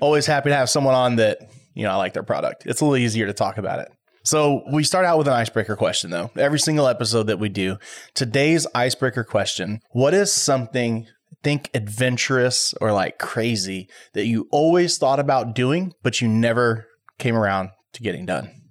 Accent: Waller, Texas, United States; I grew up in Waller, and we had a skydiving place there in Waller.

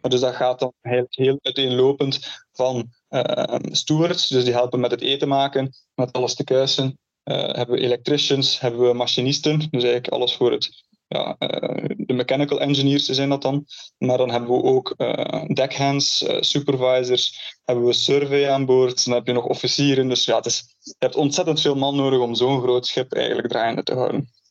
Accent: Ghent, Flanders, Belgium; moved away as an adult; also born or lived in Canada; now in Oregon, United States; dus ik ben geboren in, eh, in Gent.

